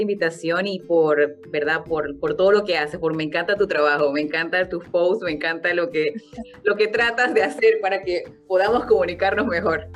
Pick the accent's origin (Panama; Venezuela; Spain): Panama; en culturas donde yo crecí, por ejemplo, en Panamá